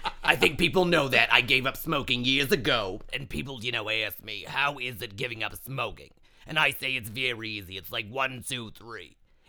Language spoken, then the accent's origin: English; New York City, New York, United States; Oh, my goodness. Of course I'm from New York. I imbibe New York. I embody New York. I am, in fact, New York.